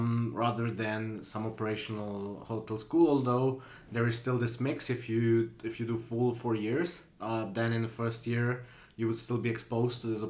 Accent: Slovenia; moved away as an adult; also born or lived in Switzerland; now in Paris, France; I'm originally from Slovenia, and I moved to Switzerland when I was 18

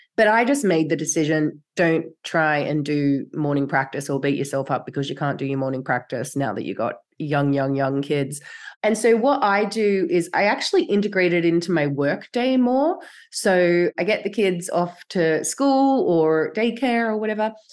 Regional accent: Australia; now in Europe; My ancestry is like from here in Europe, which I actually now live. I grew up in Australia

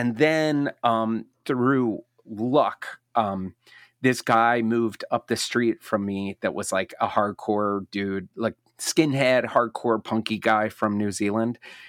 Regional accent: Maryland, United States; Well, I grew up in Maryland, about, you know, a mile from the DC line.

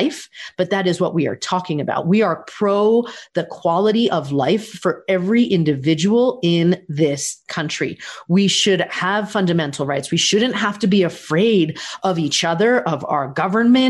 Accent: United States; I'm an American and I am proud of this country.

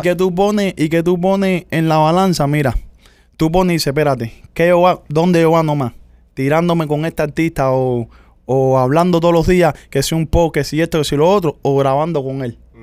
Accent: Cuba; nosotros los cubanos

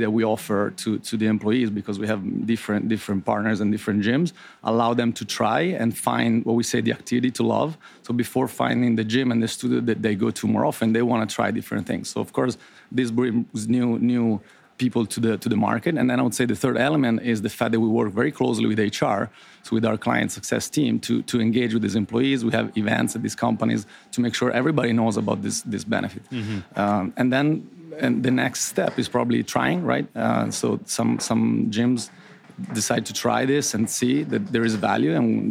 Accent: Florence, Tuscany, Italy; moved away as an adult; also born or lived in Ireland; now in United States; I was born and raised in Italy, so I'm not Brazilian, born in Florence.

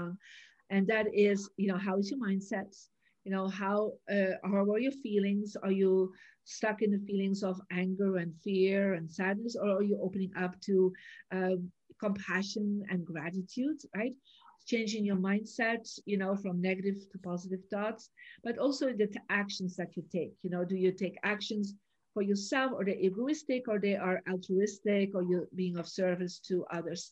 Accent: Belgium; also born or lived in Santa Barbara, United States; now in United States; I was born in Belgium, I made the decision to live in America and to live in different places

